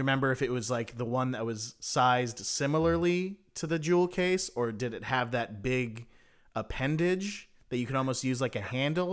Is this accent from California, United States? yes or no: yes; South Bay, California, United States; my hometown's daily newspaper called The Daily Breeze